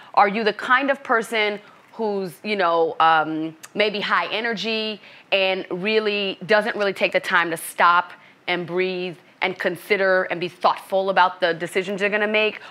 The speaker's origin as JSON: {"language": "English", "town": "New York City", "region": "New York", "country": "United States", "tie": "born or raised there", "also_born_or_lived": "Boston, Massachusetts", "moved": "as an adult", "lives_now": "Los Angeles, United States", "said": "Brooklyn, New York is where I was born and raised, and I'm Haitian American, first generation immigrant"}